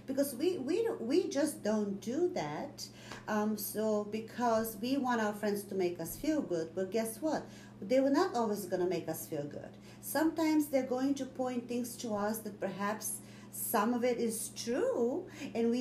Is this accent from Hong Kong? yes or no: no; Bulgaria; now in United States; I am from Bulgaria